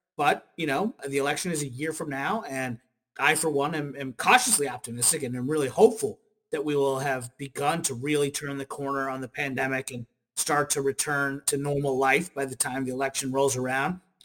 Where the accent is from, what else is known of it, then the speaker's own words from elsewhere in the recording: Kentucky, United States; moved away as an adult; now in Washington, D.C., United States; I'm from Kentucky originally